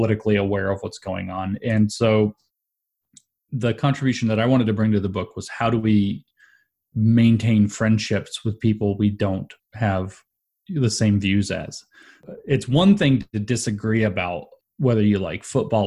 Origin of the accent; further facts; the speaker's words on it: Southeast, United States; I grew up in the Southeast, which is renowned for being kind of the opposite of both of those things